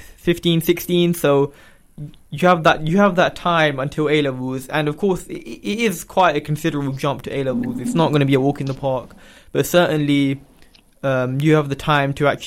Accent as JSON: {"language": "English", "region": "London", "country": "United Kingdom", "moved": "as an adult", "lives_now": "Luton, United Kingdom", "said": "I'm actually from London, so I only moved to Luton last year"}